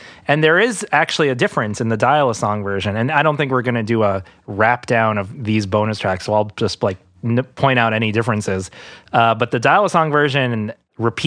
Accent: New York, United States; we're from New York.

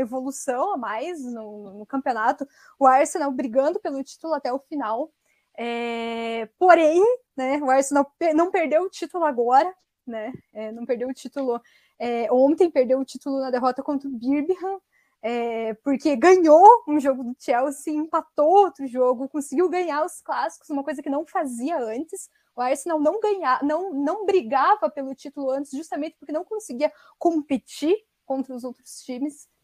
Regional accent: Curitiba, Paraná, Brazil; Sou de Curitiba

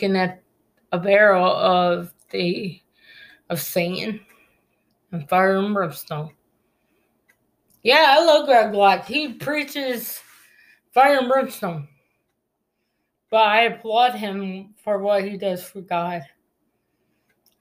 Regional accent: United States; to us as American

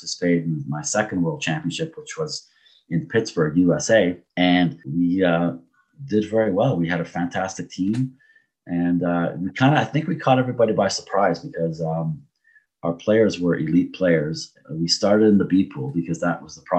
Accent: Canada; my heritage is Portuguese. I was born in Canada, but I have Portuguese citizenship. And a lot of the guys I grew up with in the Portuguese neighborhood

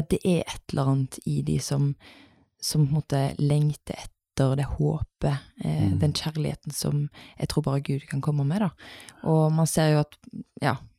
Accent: Haugesund, Rogaland, Norway; moved away as an adult; now in Bergen, Norway; Bodde her til jeg var åtte, så flytta vi til Haugesund. Mm. Eh, så det er der jeg er oppvokst.

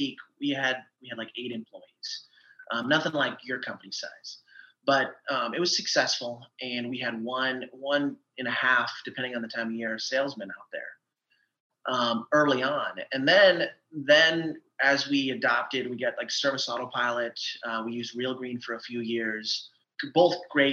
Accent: eastern Iowa, United States; now in Austin, United States; I grew up in Iowa, in eastern Iowa.

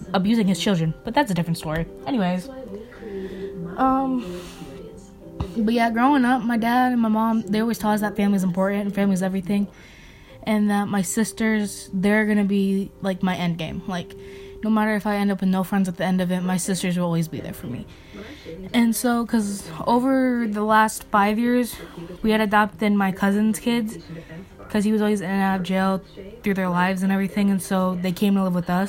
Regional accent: Goshen, United States; I was born in Goshen

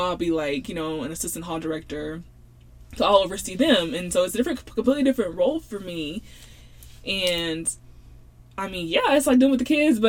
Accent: Louisiana, United States; born there; So I was born in Louisiana, so the whole Cajun thing, I love that.

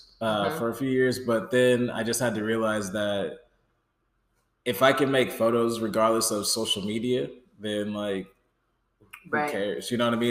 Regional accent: Nebraska, United States; moved away; I'm from Nebraska. I'm from the 402.

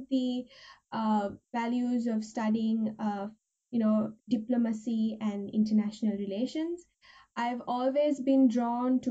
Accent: Sri Lanka; moved away as an adult; now in Japan; I'm from Sri Lanka originally. I moved to Japan a week ago.

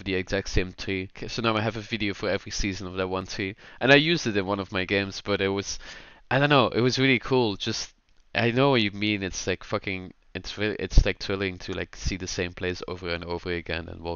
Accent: Dutch part of Belgium, Flanders, Belgium; moved away; I'm from the Dutch part

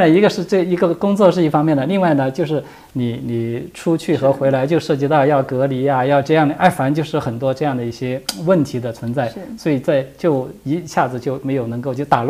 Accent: Sichuan, China; 就是因为我是四川人嘛，刚才跟大家说了

